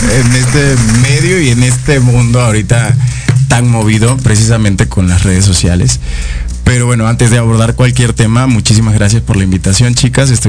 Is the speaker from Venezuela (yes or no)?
yes; Caracas, Capital District, Venezuela; moved away as an adult; now in Mexico; soy de Venezuela. Eh, nací en la capital, en Caracas. Tengo dos años aquí en, en México.